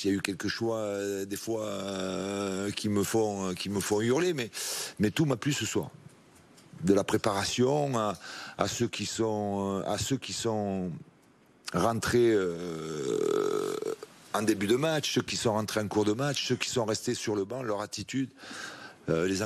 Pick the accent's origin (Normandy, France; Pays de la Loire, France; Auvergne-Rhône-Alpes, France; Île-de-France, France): Auvergne-Rhône-Alpes, France; Lyon; Non, en tant que lyonnais, on retient la, victoire